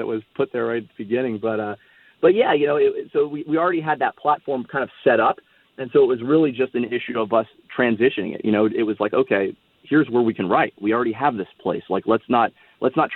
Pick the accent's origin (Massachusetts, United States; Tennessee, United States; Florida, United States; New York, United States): Florida, United States; Miami; also born or lived in San Diego, California / Austin, Texas; I grew up in Miami, Florida